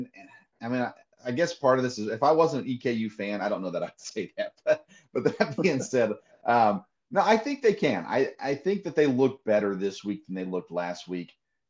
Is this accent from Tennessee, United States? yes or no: yes; Tennessee, United States; I grew up in Tennessee